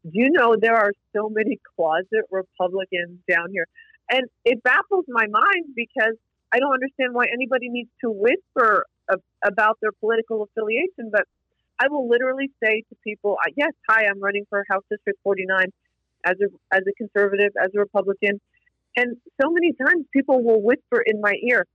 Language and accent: English; North Carolina, United States; also born or lived in McAllen, Texas; now in Austin, United States; I came from North Carolina originally.